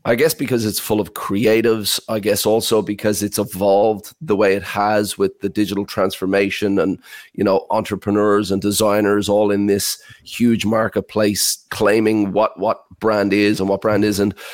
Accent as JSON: {"language": "English", "country": "Ireland", "tie": "born or raised there", "said": "I heard an accent from my hometown in Ireland"}